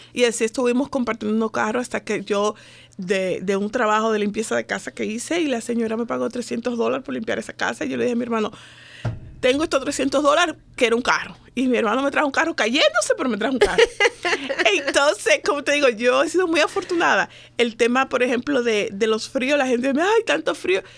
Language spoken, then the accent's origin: Spanish; Dominican Republic; moved away as an adult; now in United States; yo soy de la República Dominicana, tengo nueve años de estar aquí viviendo en este país.